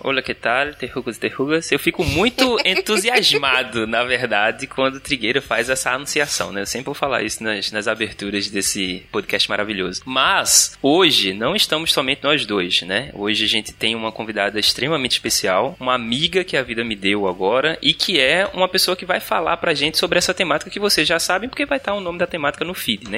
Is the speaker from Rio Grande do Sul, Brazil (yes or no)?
no; Recife, Pernambuco, Brazil; Eu sou do Pina e as comunidades ao redor aqui também do Pina